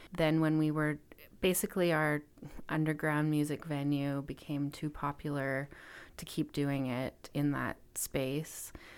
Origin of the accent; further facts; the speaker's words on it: Kelowna, British Columbia, Canada; moved away as an adult; also born or lived in Vancouver / Montreal / Alberta; I grew up in Kelowna, B C, so in the interior of B C.